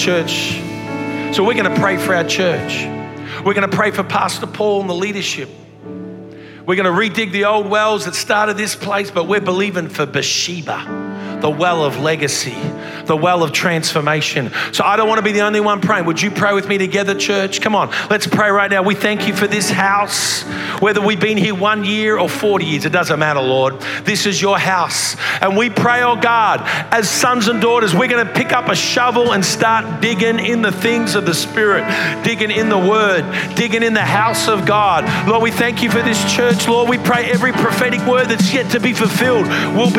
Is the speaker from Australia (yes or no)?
yes; Australia; accent: Australian